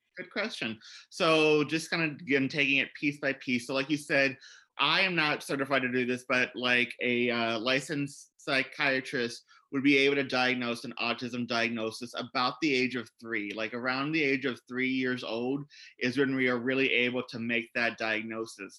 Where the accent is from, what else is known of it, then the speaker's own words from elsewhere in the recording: Columbus, Indiana, United States; I was a teacher in the state of Indiana where I grew up